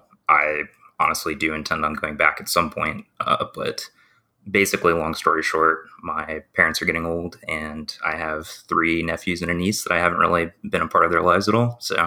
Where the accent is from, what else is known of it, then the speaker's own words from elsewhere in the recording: Georgia, United States; also born or lived in Seattle, Washington; I moved back from Seattle, Washington, back to Georgia.